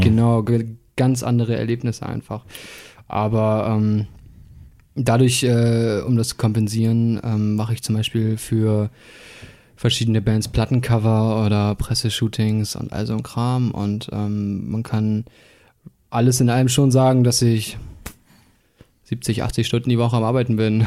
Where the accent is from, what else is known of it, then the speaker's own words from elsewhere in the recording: Bremen, Germany; moved away as an adult; now in Hamburg, Germany; ich kam ja gebürtig aus der Bremer Musikszene